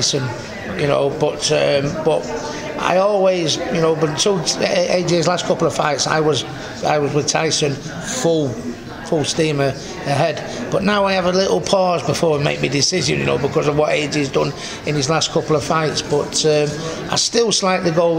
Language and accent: English; United Kingdom; as British